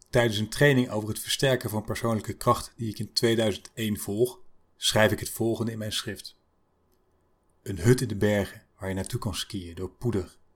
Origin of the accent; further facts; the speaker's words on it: North Brabant, Netherlands; Ik ben geboren en getogen in het Brabantse land.